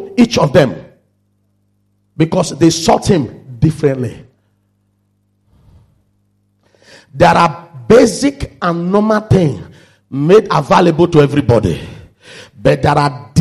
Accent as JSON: {"language": "English", "country": "Nigeria", "moved": "yes", "said": "I'm from Nigeria"}